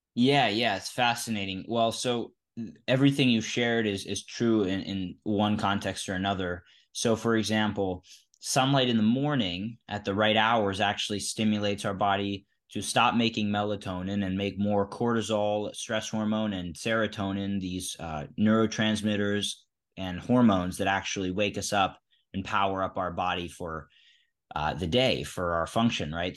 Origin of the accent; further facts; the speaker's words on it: Philadelphia, Pennsylvania, United States; I grew up in Philadelphia